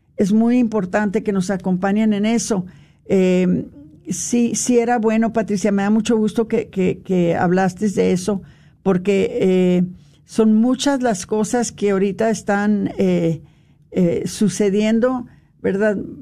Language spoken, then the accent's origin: Spanish; United States; nosotros que somos nacidos aquí en los Estados Unidos